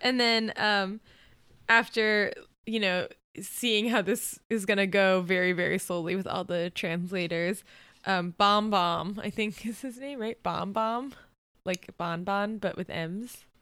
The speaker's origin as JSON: {"language": "English", "region": "Florida", "country": "United States", "tie": "born or raised there", "said": "growing up in Florida"}